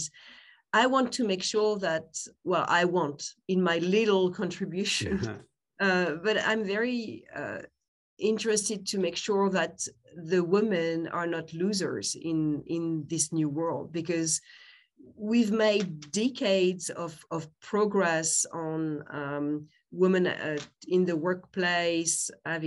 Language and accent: English; France; accent: French; English is a second language; I'm French, you can tell by my name, probably by my accent